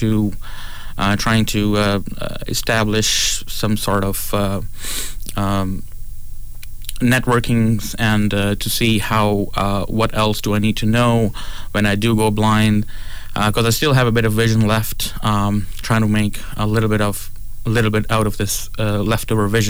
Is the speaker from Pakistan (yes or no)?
yes; Pakistan; also born or lived in Toronto; now in Prince Edward Island, Canada; I was born in Pakistan.